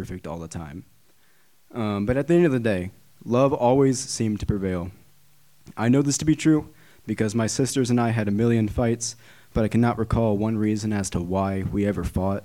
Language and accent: English; Hannibal, Missouri, United States; moved away as an adult; I grew up in Hannibal, Missouri